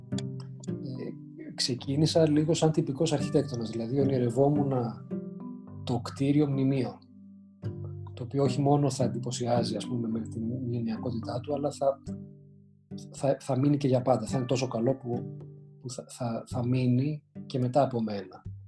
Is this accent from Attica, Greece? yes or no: yes; Athens, Attica, Greece; moved away as an adult; also born or lived in United States; μεγάλωσα στην Αθήνα και τα καλοκαίρια μεγάλωσα στην επαρχία